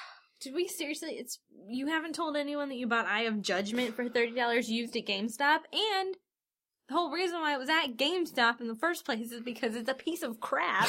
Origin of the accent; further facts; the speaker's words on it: Cincinnati, Ohio, United States; we're from Cincinnati